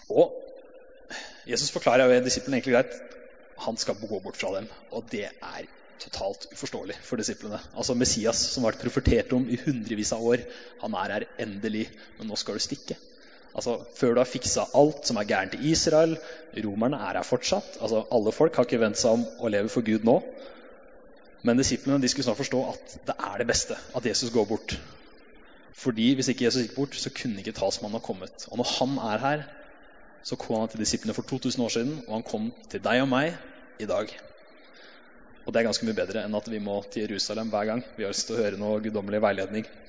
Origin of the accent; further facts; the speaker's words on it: Hamar, Innlandet, Norway; Jeg har vokst opp i pinsemenighet på Hamar sammen med flere her.